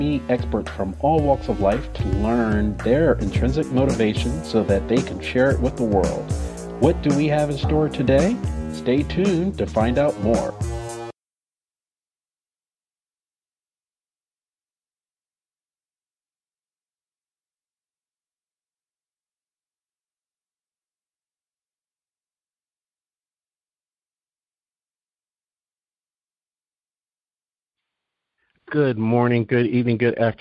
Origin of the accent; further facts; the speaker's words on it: New Jersey, United States; now in Atlanta, United States; I grew up in New Jersey